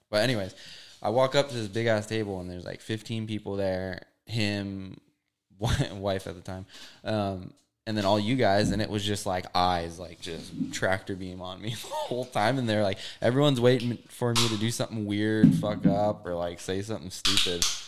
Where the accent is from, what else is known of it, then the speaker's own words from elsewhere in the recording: Hawaii, United States; moved away as an adult; also born or lived in California; I'm from Hawaii